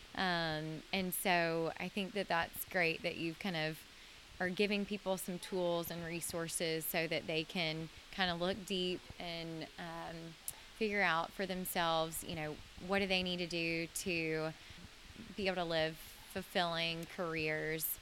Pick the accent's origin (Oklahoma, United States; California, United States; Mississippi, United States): Mississippi, United States; now in Nashville, United States; I'm from Mississippi